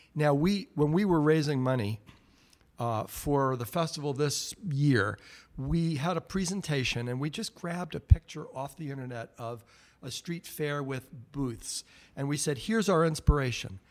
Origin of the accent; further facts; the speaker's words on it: New York area, United States; now in Great Barrington, United States; I grew up in New York area